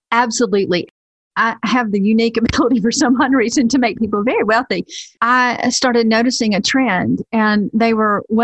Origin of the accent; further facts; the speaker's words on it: the South, United States; hey, listen, I am from the South. I used to run a women's ministry, so I, everything seems like holy at this point.